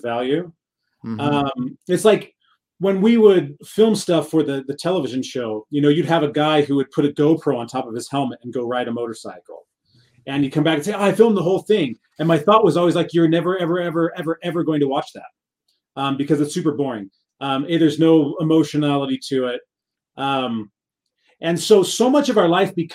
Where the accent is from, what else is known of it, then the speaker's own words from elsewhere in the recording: Southern California, United States; I come from a large family. We grew up in Southern California